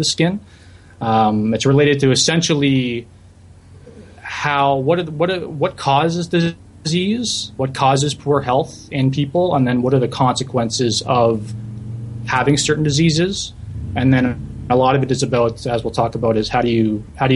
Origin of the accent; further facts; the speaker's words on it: St. Catharines, Ontario, Canada; moved away as an adult; also born or lived in Guelph; now in Montreal, Canada; I was born and raised in the Niagara region in St. Catharines